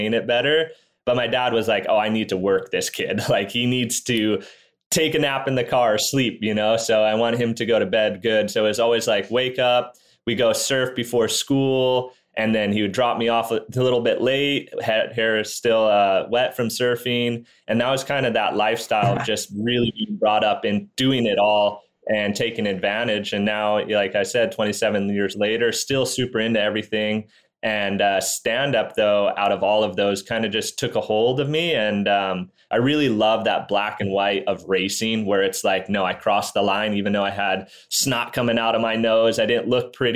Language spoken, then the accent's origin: English; Maui, Hawaii, United States; I'm from Maui, Hawaii. I was born out here 27 years ago